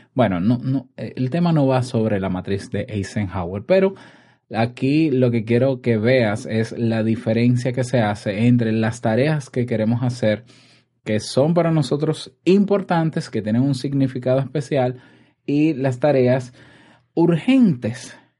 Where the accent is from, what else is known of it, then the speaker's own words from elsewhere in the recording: Dominican Republic; en mi país, República Dominicana